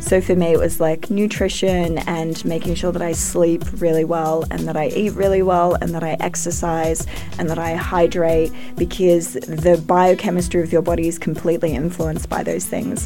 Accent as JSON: {"language": "English", "country": "Australia", "said": "I'm an Australian"}